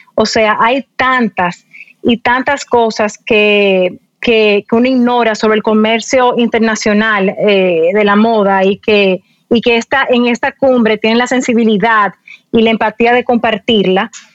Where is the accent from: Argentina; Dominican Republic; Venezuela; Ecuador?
Dominican Republic; mucha gente en mi país piensa que nosotros somos un eh, una islita